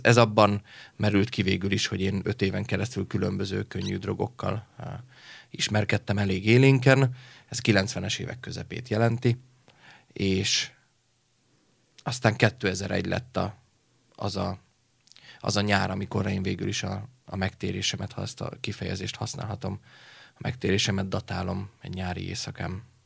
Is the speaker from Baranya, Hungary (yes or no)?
no; Leányvár, Komárom-Esztergom, Hungary; Egy kis is Vábfaluban, Leányváron, ö, nevelkedtem egyébként Eszter Gom és Pilis Csaba között majdnem félúton